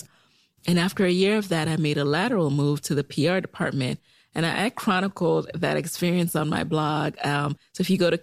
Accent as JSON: {"language": "English", "town": "New York City", "region": "New York", "country": "United States", "tie": "born or raised there", "also_born_or_lived": "Jamaica", "moved": "yes", "lives_now": "Arlington, United States", "said": "I'm from Jamaica, the island, not Queens, and I grew up in the boogie down Bronx, New York"}